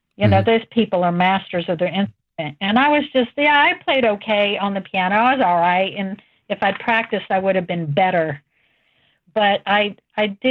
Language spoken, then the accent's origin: English; West Virginia, United States; also born or lived in Cleveland, Ohio; I grew up in West Virginia, believe it or not. I was born in Cleveland.